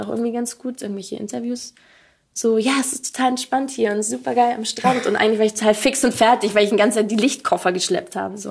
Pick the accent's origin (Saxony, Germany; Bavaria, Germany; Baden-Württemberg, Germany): Bavaria, Germany; Allgäu; ich bin so richtig auf dem Dorf aufgewachsen, in der Nähe von einer Kleinstadt